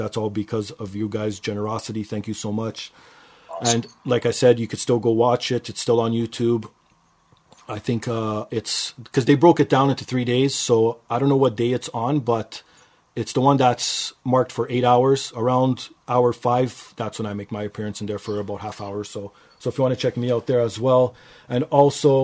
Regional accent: Canada; because I'm Canadian

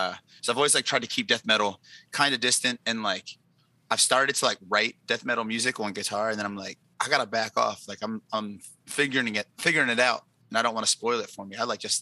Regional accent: Baltimore, Maryland, United States; moved away as an adult; also born or lived in Los Angeles; I'm from Baltimore. Like, this is very much who I am.

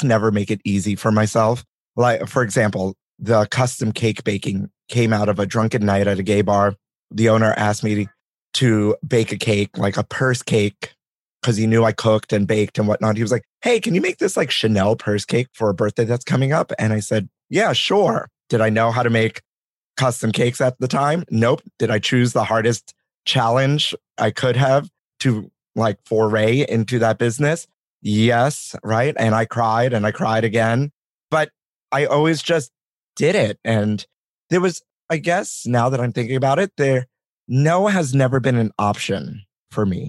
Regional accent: New York City, New York, United States; I grew up here in New York City, in Brooklyn

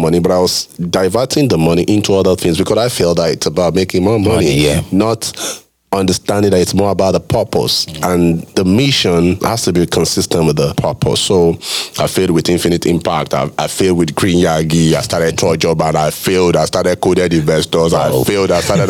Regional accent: Lagos, Nigeria; You know, I grew up practically in Lagos.

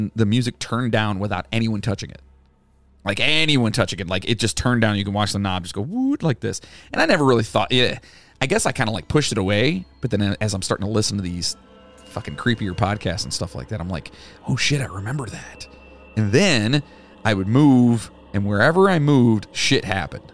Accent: West Virginia, United States; moved away; I am from West Virginia

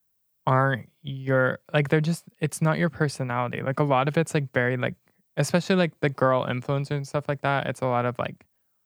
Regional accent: Flower Mound, Texas, United States; not on my side of Flower Mound.

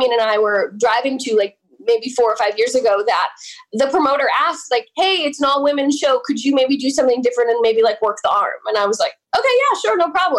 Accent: Oak Ridge, New Jersey, United States; That is where I grew up. Vernon is 25 minutes from where I grew up

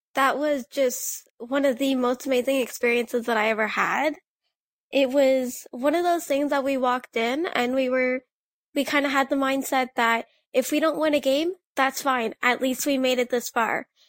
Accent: Blind River, Ontario, Canada; the curling club in my hometown of Blind River

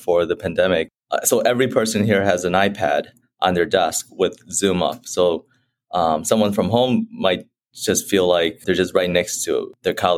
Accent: Chicago, Illinois, United States; I grew up in Chicago, Illinois

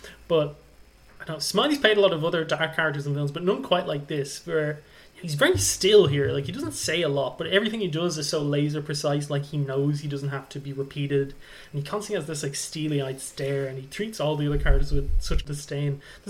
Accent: Ireland; as an Irishman, you kind of want to give him a pass for sins

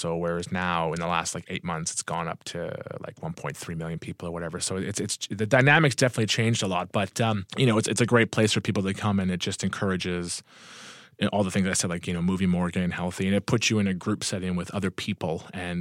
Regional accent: Thunder Bay, Ontario, Canada; I'm from Thunder Bay, Ontario, Canada

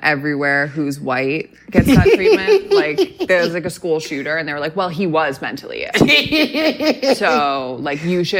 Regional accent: Boston, Massachusetts, United States; now in Los Angeles, United States; I'm from Boston.

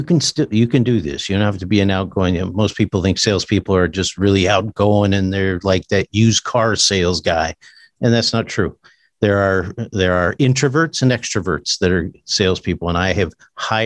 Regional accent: Globe, Arizona, United States; also born or lived in Flagstaff, Arizona; I'm an Arizona native. There's only about three of us. So born and raised in Arizona, born in Flagstaff, Arizona, grew up in the small town of Globe, Miami

